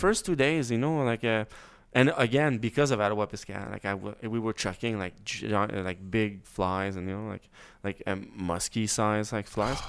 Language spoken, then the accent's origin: English; Quebec, Canada; moved away; I grew up in Quebec